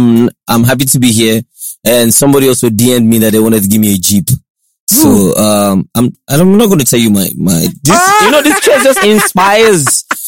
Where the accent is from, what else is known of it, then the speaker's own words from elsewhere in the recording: Lagos, Nigeria; I grew up in Lagos, right? I did my primary school in Lagos. I did my secondary school in Lagos.